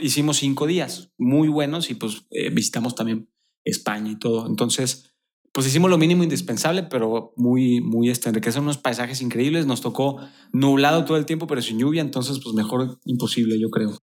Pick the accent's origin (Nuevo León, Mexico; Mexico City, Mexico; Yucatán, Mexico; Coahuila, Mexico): Coahuila, Mexico; Torreón; moved away as an adult; now in Querétaro, Mexico; yo soy de Torreón, Coahuila